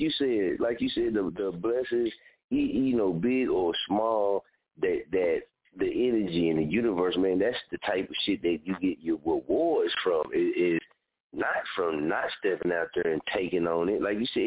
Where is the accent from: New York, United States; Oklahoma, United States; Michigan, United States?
Oklahoma, United States; moved away; also born or lived in Wichita; I ain't from Wichita, I'm from Oklahoma